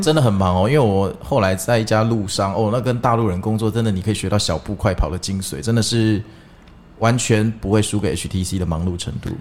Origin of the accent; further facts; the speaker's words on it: Kaohsiung, Taiwan; 我有一次高雄人